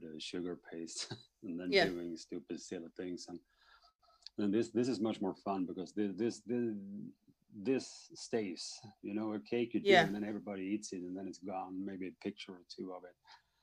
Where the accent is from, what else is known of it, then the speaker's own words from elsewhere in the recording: Lund, Skåne, Sweden; I'm from Sweden, Lund